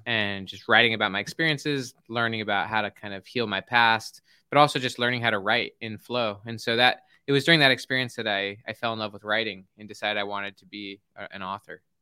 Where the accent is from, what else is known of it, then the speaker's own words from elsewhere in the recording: Salt Lake City, Utah, United States; I grew up in Salt Lake City, Utah